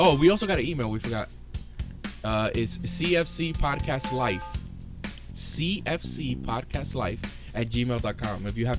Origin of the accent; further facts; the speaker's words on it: New York City, New York, United States; I'm Dominican, Puerto Rican, born and raised in Brooklyn, New York.